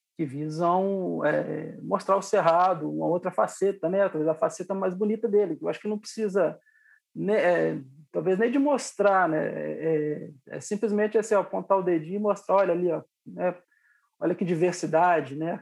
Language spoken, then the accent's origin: Portuguese; Lagoa Santa, Minas Gerais, Brazil; also born or lived in Itabira, Minas Gerais; eu nasci em Itabira, Minas Gerais, né? Na cidade de Itabira, terra do Drummond, e vim pra, pra Lagoa Santa ainda muito novo